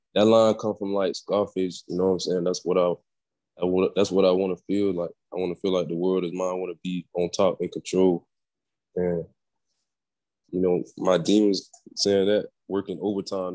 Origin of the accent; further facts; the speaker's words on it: Orlando, Florida, United States; I was born in Orlando